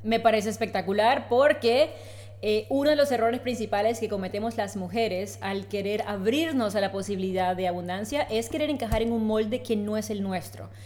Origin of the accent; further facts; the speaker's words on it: Colombia; moved away as an adult; now in Spain; soy colombiana, de hace tres años tengo el placer de vivir en España